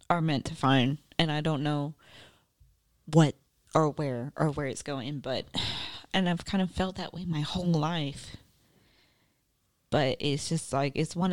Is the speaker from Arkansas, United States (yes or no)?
yes; Southwest Arkansas, United States; I'm from Southwest Arkansas, where it's like, shoot first and ask questions later